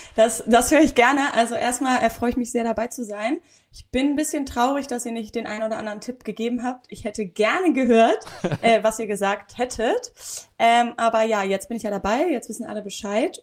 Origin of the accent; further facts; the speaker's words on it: Hamburg, Germany; ich bin ja Hamburgerin